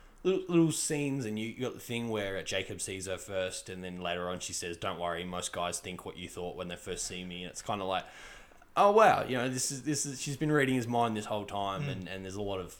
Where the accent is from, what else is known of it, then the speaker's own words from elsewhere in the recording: Australia; as an Australian